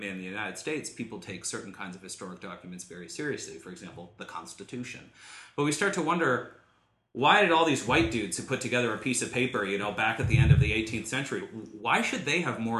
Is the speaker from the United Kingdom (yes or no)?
no; Canada; I'm Canadian.